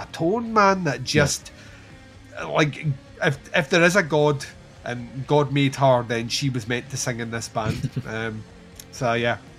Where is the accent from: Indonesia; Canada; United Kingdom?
United Kingdom; Scotland; We're Scottish